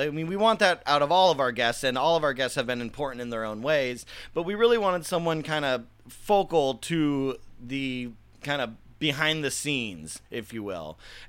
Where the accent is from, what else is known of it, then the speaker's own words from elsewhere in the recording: California, United States; because I grew up in Southern California.